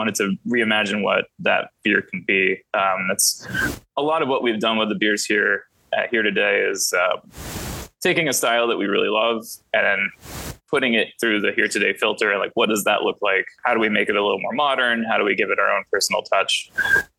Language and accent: English; Texas, United States; I grew up in Texas